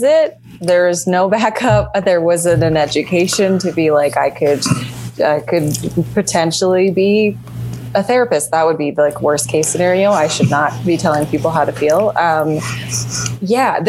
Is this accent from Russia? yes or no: no; Calgary, Alberta, Canada; moved away as an adult; also born or lived in Toronto; now in Los Angeles, United States; I'm from Calgary